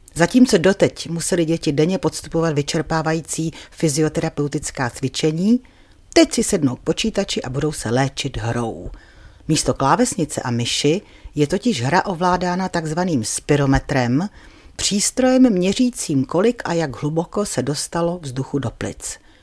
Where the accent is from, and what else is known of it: Czechia